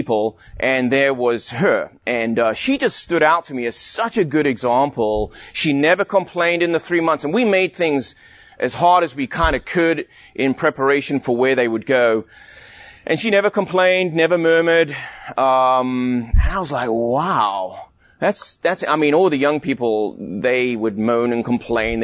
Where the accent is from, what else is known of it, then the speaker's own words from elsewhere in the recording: South Africa; also born or lived in London, England; I was born in England, in London, a long time ago. And when I was 9 years old, my family immigrated to South Africa.